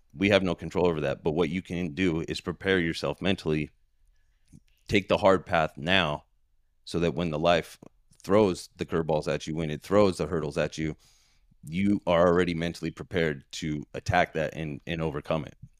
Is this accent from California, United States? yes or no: yes; San Diego, California, United States; moved away as an adult; now in Queen Creek, United States; I was born and raised in San Diego, San Diego, California